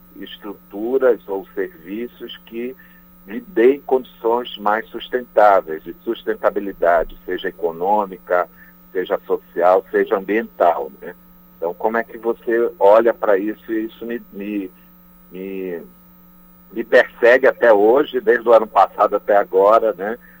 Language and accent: Portuguese; Brazil; enquanto brasileiros